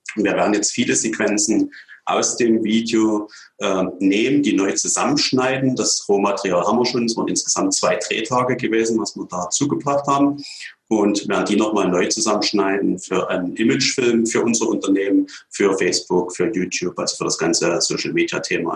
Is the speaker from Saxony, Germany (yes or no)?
yes; Radebeul, Saxony, Germany; Ich stamme selber aus Radebeul, also habe meine ganze Jugendzeit in Radebeul verbracht, bin noch nie weggezogen.